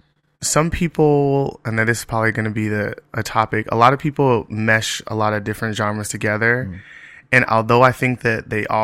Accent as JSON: {"language": "English", "town": "Los Angeles", "region": "California", "country": "United States", "moved": "yes", "lives_now": "New York City, United States", "said": "I'm originally from Los Angeles, California."}